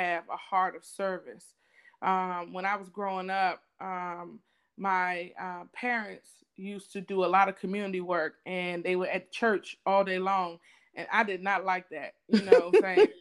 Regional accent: the South, United States; we're from the South, so a big thing of the South is service

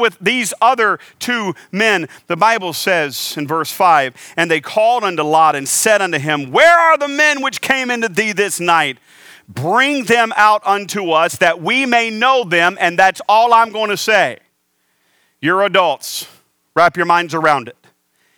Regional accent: the South, United States; now in Phoenix, United States; I was raised in the South.

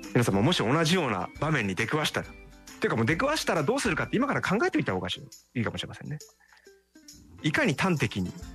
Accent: Tokyo, Japan; 僕はね東京出身で

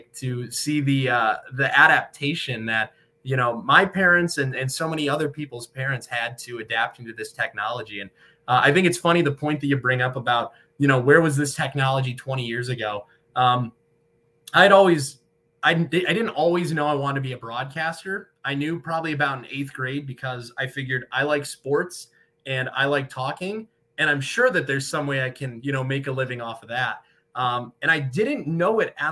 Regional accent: Flint, Michigan, United States; moved away as an adult; also born or lived in Metro Detroit, Michigan; now in Erie, United States; born and raised in Michigan, born in Metro Detroit, raised in Flint

